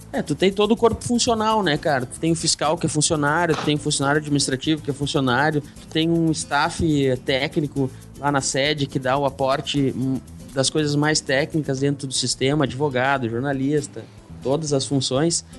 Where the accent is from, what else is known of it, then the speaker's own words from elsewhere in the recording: Porto Alegre, Rio Grande do Sul, Brazil; moved away as an adult; eu sou, sou de Porto Alegre, saí de Porto Alegre, vim morar no, no interior do estado